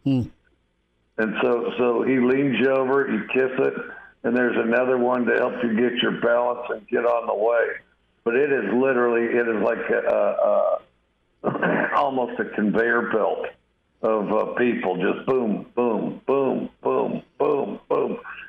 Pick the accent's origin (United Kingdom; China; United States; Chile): United States; Wyoming